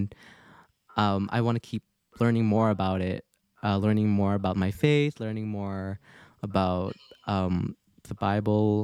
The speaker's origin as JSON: {"language": "English", "country": "Canada", "tie": "born or raised there", "also_born_or_lived": "Philippines", "said": "growing up in Canada, since I was 6 years old, I did not know, or I still hear Tagalog at home"}